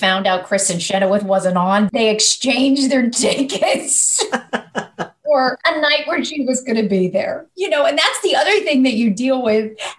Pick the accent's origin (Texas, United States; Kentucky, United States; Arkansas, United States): Kentucky, United States; I grew up in Kentucky